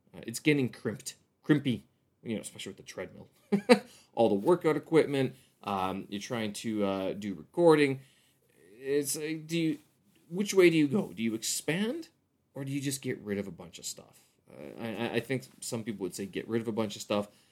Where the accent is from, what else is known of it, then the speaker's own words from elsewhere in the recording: Canada; now in Beijing, China; I'm a Canadian expat here in Beijing, China